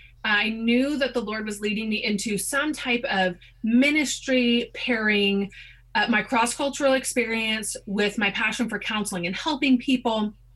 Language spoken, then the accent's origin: English; South Korea; About growing up in Korea?